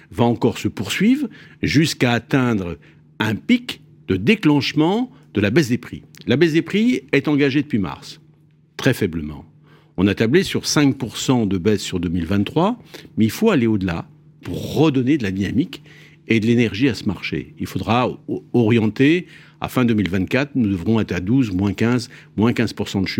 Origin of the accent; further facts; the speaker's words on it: Brittany, France; Je suis un breton.